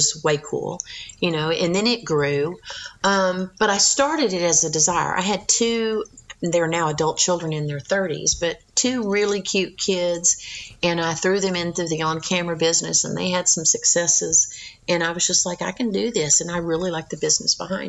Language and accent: English; Texas, United States; accent: Texas; I was raised in Texas, but my mom was from East Texas. My dad was Florida.